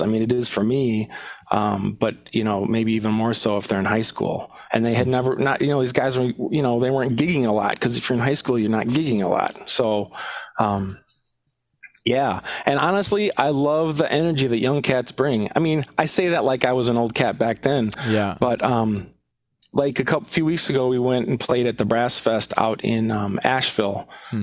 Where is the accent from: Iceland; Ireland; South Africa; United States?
United States; Minneapolis, Minnesota; now in Madison, United States; I grew up in South Minneapolis